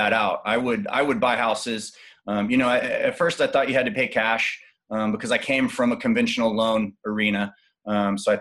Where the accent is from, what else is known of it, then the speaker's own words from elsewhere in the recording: Austin, Texas, United States; I was born and raised in Austin and moved all around Texas.